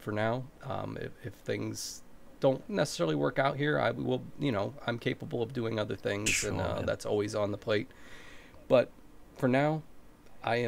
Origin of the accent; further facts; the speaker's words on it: Ohio, United States; So I've been in Ohio in the United States. I've born here, grew up here